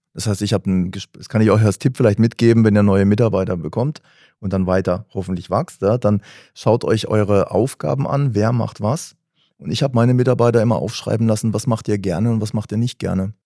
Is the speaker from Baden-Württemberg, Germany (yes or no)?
yes; Karlsruhe, Baden-Württemberg, Germany; aus Karlsruhe